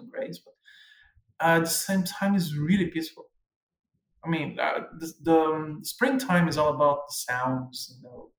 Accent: Brazil; first language Portuguese; English is a second language; moved away as an adult; also born or lived in Angola / Portugal; now in Canada; coming from a country like Brazil

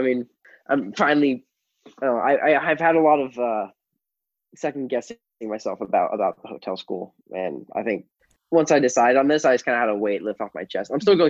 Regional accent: San Diego, California, United States; I'm from San Diego.

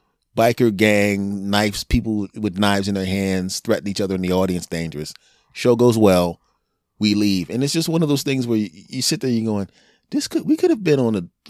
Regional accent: Cherry Hill, New Jersey, United States; "Cherry Hill, New Jersey." "I'm from Cherry Hill, New Jersey. You get to live tonight."

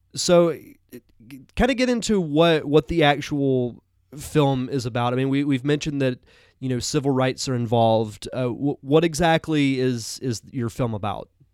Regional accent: Pensacola, Florida, United States; my hometown of Pensacola, Florida

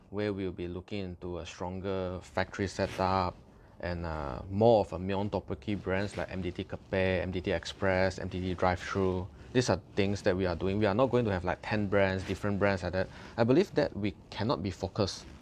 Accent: Malaysia; as a Malaysian, we consume rice, we consume mee

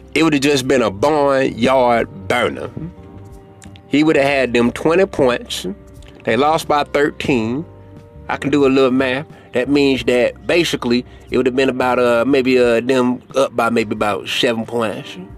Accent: St. Louis, Missouri, United States; I'm from St. Louis. So St. Louis didn't have a basketball team

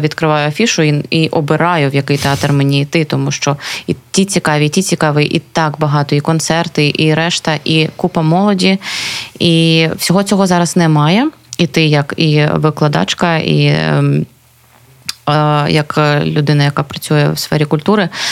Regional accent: Luhansk Oblast, Ukraine; moved away as an adult; now in Kharkiv, Ukraine; я з Луганської області

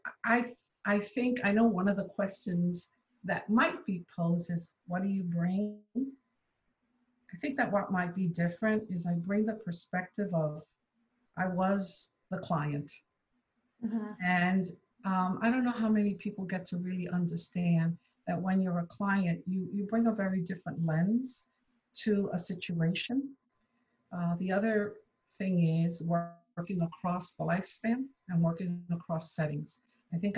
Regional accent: New York City, New York, United States; I grew up in New York City, so I am a native of New York

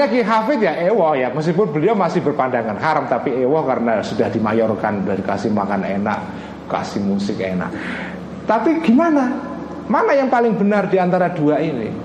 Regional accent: Pati, Central Java, Indonesia; Mbah Bisri Sansuri yang asal dari Pati daerah saya

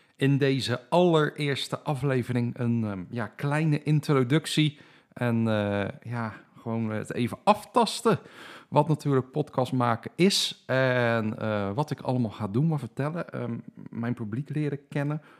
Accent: Dordrecht, South Holland, Netherlands; Ik ben geboren en getogen in Dordrecht. Daar woon ik nog steeds

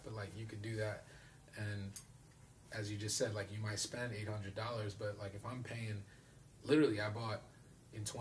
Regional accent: New York City, New York, United States; also born or lived in Bahia, Brazil; born and raised in the Bronx, Parkchester

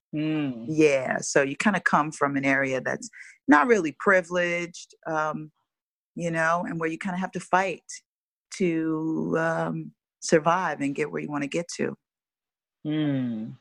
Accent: Chicago, Illinois, United States; now in Los Angeles, United States; I'm from Chicago, Chicago, Illinois, born and raised, west side of Chicago to be specific

